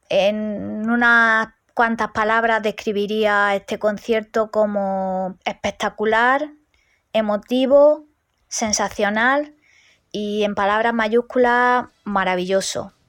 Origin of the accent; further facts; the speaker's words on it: Granada, Andalusia, Spain; soy de Granada